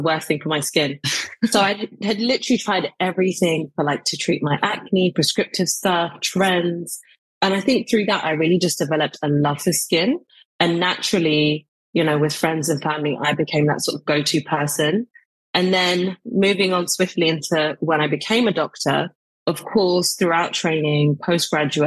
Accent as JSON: {"language": "English", "region": "London", "country": "United Kingdom", "tie": "born or raised there", "said": "I grew up in East London. So I'm an East London babe. So specifically Newham"}